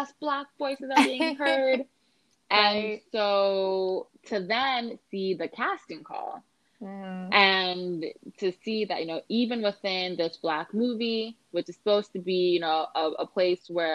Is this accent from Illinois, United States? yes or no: no; Los Angeles, California, United States; I'm from Los Angeles.